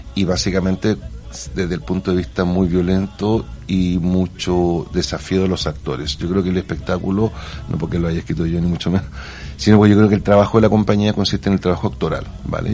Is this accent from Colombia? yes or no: no; Santiago, Santiago Metropolitan Region, Chile; moved away as an adult; now in Barcelona, Spain; soy de Santiago. Santiago adoptado hace 20 años aquí en Barcelona